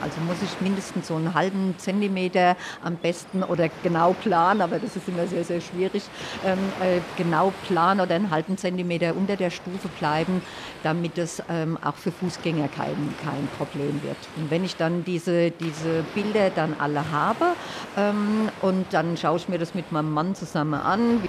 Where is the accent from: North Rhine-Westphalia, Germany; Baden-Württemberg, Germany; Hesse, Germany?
Hesse, Germany; Hanau; ich komme aus Hanau